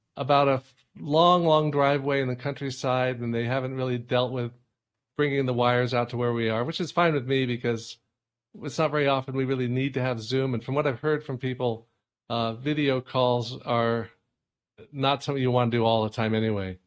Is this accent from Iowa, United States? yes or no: no; California, United States; moved away as an adult; now in Hudson Valley, United States; I grew up in California